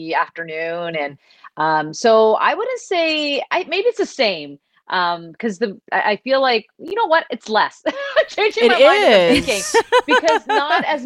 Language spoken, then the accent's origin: English; Toronto, Ontario, Canada; So I was born in Toronto. I was raised in Toronto and I'm just outside of Toronto now